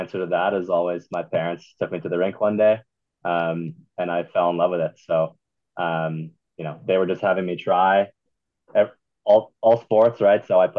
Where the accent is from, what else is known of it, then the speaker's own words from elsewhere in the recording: Manhattan Beach, California, United States; moved away as an adult; now in Utah, United States; we're from Manhattan Beach, California. So that's a suburb of LA. It's probably, 15 minutes south of Santa Monica